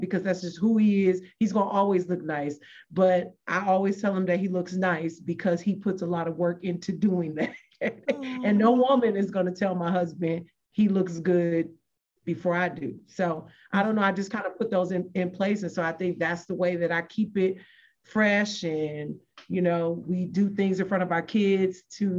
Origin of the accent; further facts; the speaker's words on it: Michigan, United States; moved away; I'm from Michigan. And so I have to go back to Michigan every now and then.